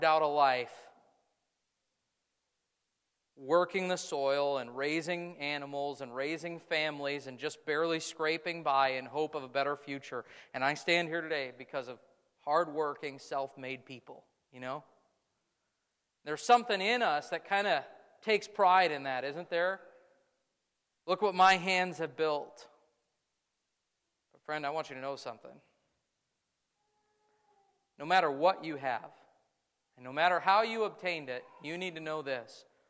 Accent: United States; I am as American as they come

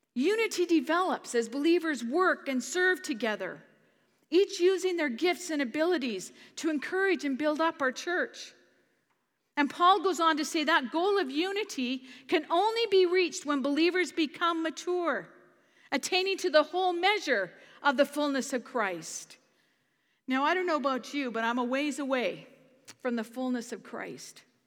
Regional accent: Canada; as a Canadian

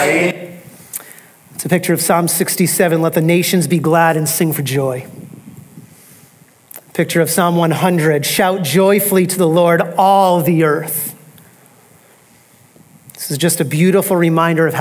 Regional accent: United States; we are reminded of how individualized we are as American Christians.

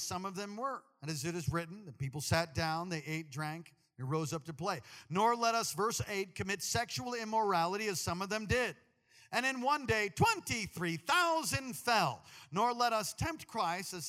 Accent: East Coast, United States; moved away; We're both from the East Coast

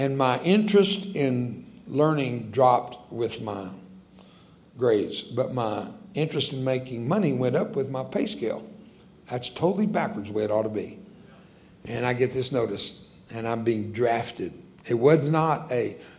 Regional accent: United States; first language Spanish; English is a second language; I'm an American, but I'm a born-again American.

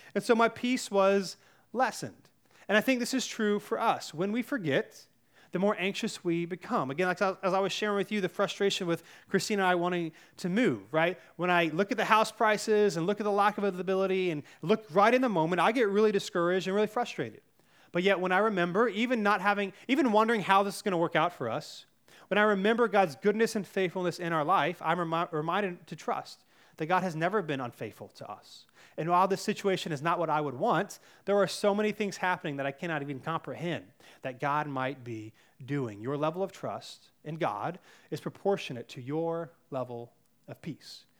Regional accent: Cary, North Carolina, United States; I grew up in Cary, North Carolina, which is one of the safest places to live in all the United States

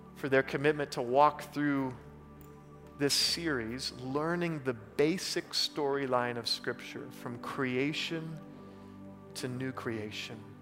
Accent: Oklahoma, United States; moved away; I'm from Oklahoma.

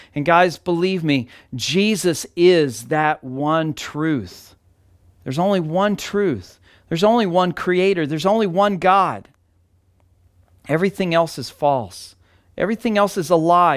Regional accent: Texas, United States; moved away; my hometown in Texas

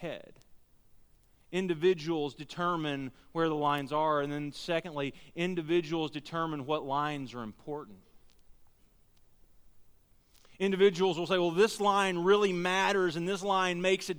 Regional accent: Texas, United States; we're from Texas

